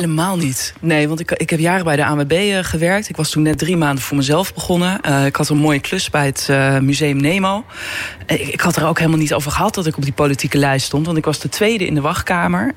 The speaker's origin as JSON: {"language": "Dutch", "town": "Beets", "region": "North Holland", "country": "Netherlands", "moved": "as an adult", "lives_now": "The Hague, Netherlands", "said": "ik kom uit het Noord-Hollandse. in Beets wonen heel veel mensen uit Amsterdam-Noord."}